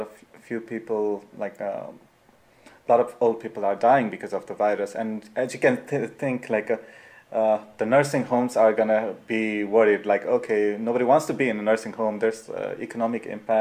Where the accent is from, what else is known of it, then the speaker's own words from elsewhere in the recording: Nepal; moved away as an adult; I'm from Nepal